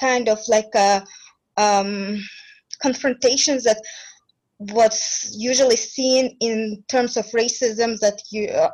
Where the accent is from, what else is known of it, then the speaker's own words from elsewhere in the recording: Uzbekistan; I'm from Uzbekistan as well